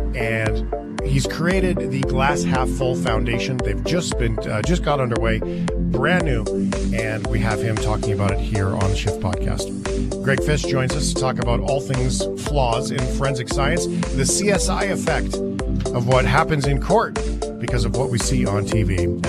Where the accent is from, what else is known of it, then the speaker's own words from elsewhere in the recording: Flin Flon, Manitoba, Canada; born there; I was born in Flin Flon, and so I have a family connection to Winnipeg, but most of my life, or to Manitoba in general, most of my life has been spent outside of that.